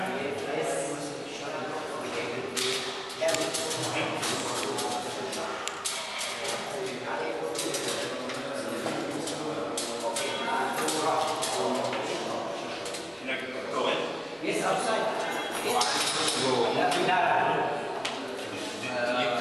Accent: outside of Chicago, Illinois, United States; where I grew up outside of Chicago

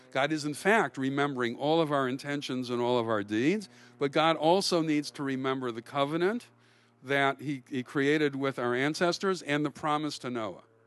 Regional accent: Milwaukee, Wisconsin, United States; I grew up in Milwaukee

